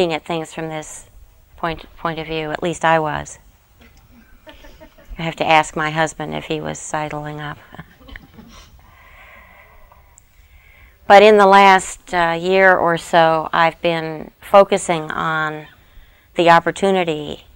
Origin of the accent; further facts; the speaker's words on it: United States; us as Americans